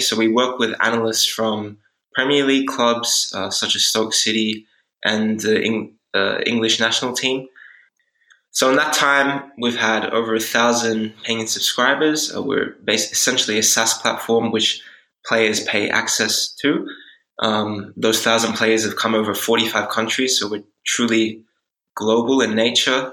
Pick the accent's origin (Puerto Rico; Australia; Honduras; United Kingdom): Australia; moved away as an adult; also born or lived in Switzerland / Hungary / Netherlands; I'm originally from Australia, uh, but I've lived in all over Europe now